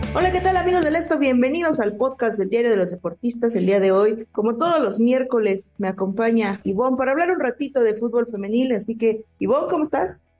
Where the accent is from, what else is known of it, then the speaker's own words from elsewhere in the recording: Mexico; aquí en México